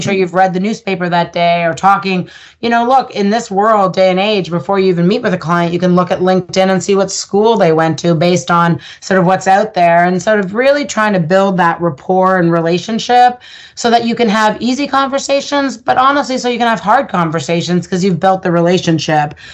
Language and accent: English; Ottawa, Ontario, Canada; I grew up in Ottawa